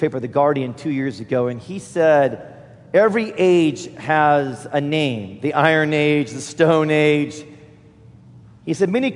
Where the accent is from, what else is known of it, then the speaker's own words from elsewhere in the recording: United States; as an American